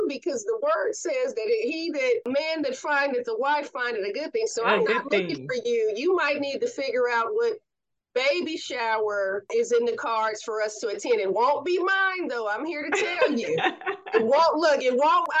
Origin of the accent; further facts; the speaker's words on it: Oakland, California, United States; From a SoCal girl to an Oakland girl